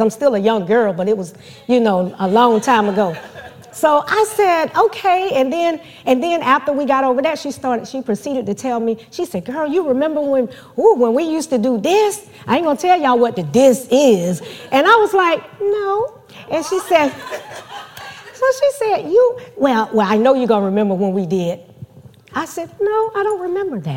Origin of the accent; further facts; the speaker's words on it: Georgia, United States; moved away; Georgia is my hometown. That's where all my family still is